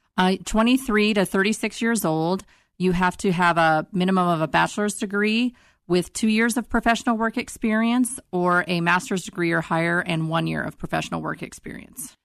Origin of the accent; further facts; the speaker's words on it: Northeastern Colorado, United States; moved away as an adult; now in Denver, United States; I'm from Eastern Colorado, Northeastern Colorado